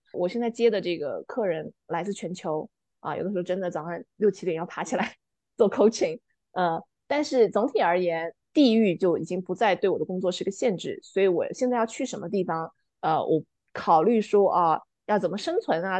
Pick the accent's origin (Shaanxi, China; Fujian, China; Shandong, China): Fujian, China; also born or lived in New Zealand; now in Dali, China; 我是福建人，福建的这个文化还是非常不同的